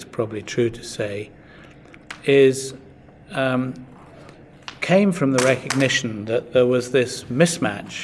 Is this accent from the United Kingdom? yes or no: yes; United Kingdom; as a Brit